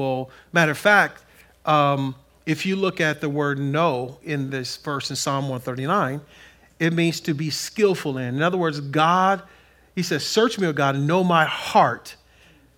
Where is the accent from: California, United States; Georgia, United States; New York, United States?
California, United States; Compton; I grew up in Compton